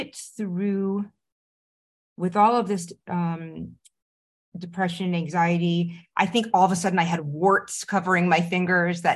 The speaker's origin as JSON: {"language": "English", "town": "Rye", "region": "New York", "country": "United States", "tie": "born or raised there", "also_born_or_lived": "Long Island", "said": "I grew up in Rye, Mamaroneck"}